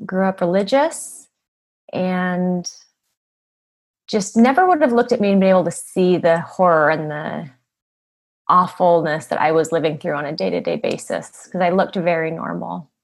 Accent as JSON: {"language": "English", "region": "Utah", "country": "United States", "tie": "born or raised there", "said": "I grew up in Utah in a beautiful neighborhood, very wealthy area."}